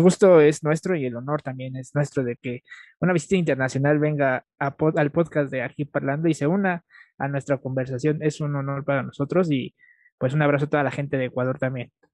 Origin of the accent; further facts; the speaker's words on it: Mexico; como todo mexicano